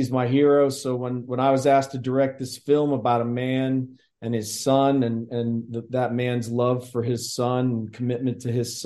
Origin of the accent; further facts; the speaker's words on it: Canton, Ohio, United States; moved away as an adult; also born or lived in Dayton, Ohio / California; I grew up in Canton, Ohio, playing football, wrestling, baseball